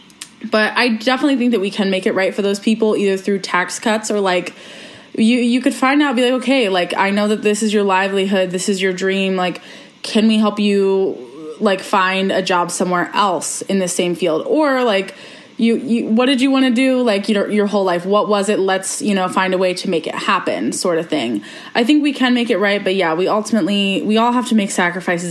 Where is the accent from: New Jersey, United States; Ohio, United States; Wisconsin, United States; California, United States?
Ohio, United States; I'm from Ohio